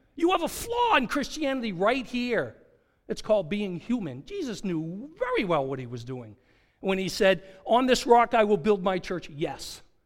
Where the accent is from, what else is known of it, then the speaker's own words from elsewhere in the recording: Goffstown, New Hampshire, United States; now in Long Island, United States; When I was in high school, up in Goffstown, New Hampshire